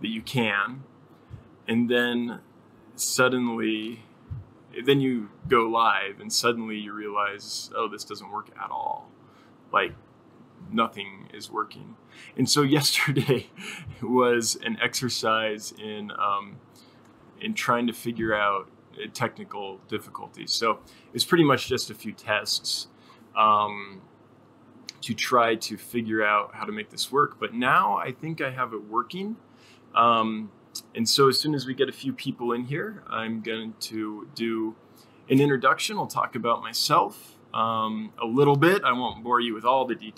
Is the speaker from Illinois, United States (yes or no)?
no; Sierra Nevada foothills, Northern California, United States; I grew up in Northern California in the foothills of the Sierra Nevada Mountains